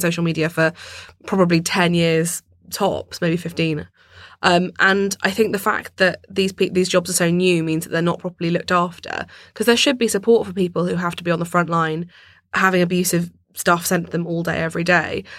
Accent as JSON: {"language": "English", "region": "London", "country": "United Kingdom", "tie": "born or raised there", "said": "I grew up in London"}